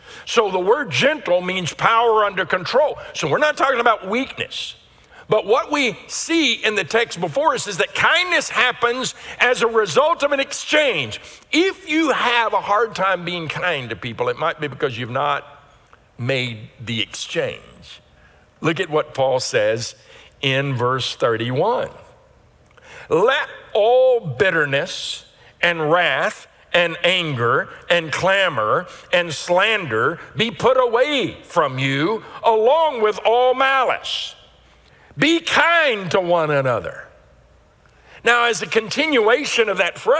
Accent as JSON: {"language": "English", "region": "Louisiana", "country": "United States", "tie": "born or raised there", "said": "I grew up in Louisiana around horses"}